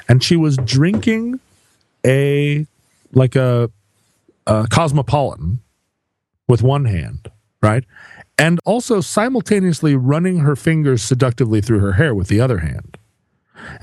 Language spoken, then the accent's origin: English; Alaska, United States; growing up in Alaska